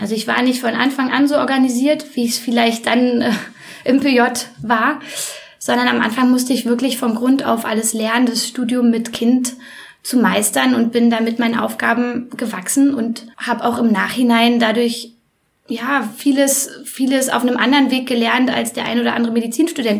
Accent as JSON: {"language": "German", "region": "Berlin", "country": "Germany", "tie": "born or raised there", "moved": "as an adult", "lives_now": "Leipzig, Germany", "said": "erstmal bin ich ein Ur-Berliner, so richtig echter, gebürtiger Prenzelberger"}